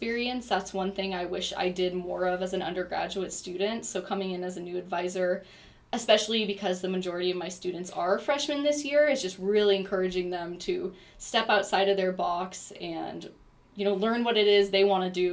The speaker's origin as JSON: {"language": "English", "town": "Reno", "region": "Nevada", "country": "United States", "moved": "as an adult", "lives_now": "Missouri, United States", "said": "I'm from Reno"}